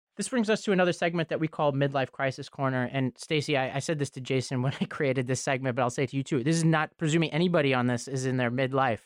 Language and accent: English; New York City, New York, United States; I grew up in Staten Island, New York, and, and partially in this town called Travis